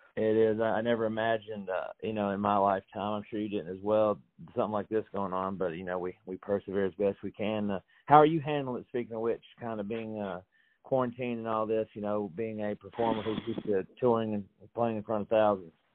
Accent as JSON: {"language": "English", "town": "Franklin", "region": "Tennessee", "country": "United States", "tie": "born or raised there", "said": "I'm from Franklin, Tennessee"}